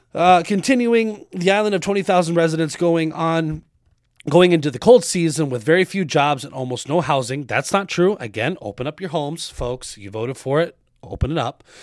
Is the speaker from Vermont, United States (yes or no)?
no; Arizona, United States; I grew up in Arizona